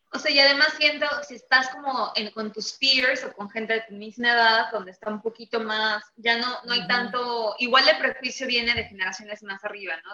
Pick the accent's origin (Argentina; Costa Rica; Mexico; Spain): Mexico; no tenemos acceso a tanta diversidad en México porque somos más mexicanos con mexicanos